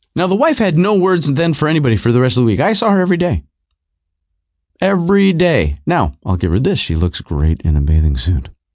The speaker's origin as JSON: {"language": "English", "town": "Rochester", "region": "New York", "country": "United States", "tie": "born or raised there", "also_born_or_lived": "Southern California", "said": "I was born in California. I grew up uh, most of my life in, uh, Rochester, New York, but I was born in Southern California"}